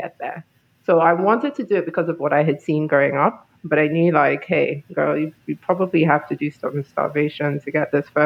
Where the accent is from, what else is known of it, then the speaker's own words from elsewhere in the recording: Nigeria; also born or lived in United Kingdom / Hungary / United States / Colombia; now in New York City, United States; I'm from Nigeria originally, but I've lived on 4 continents.